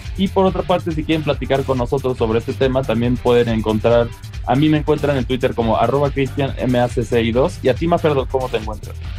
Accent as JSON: {"language": "Spanish", "country": "Mexico", "said": "como mexicanos"}